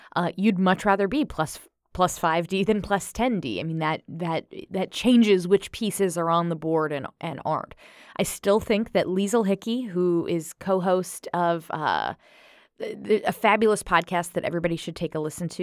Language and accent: English; United States; As an American